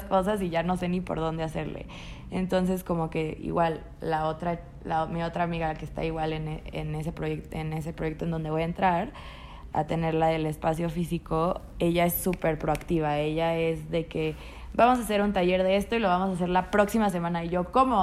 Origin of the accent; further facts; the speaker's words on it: Tampico, Tamaulipas, Mexico; yo soy de Tampico, Tamaulipas, donde el machismo está al 25% más 39. y pues obviamente yo creciendo